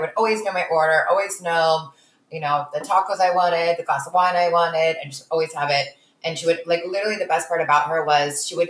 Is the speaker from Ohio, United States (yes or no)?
no; Northern California, United States; I'm from NorCal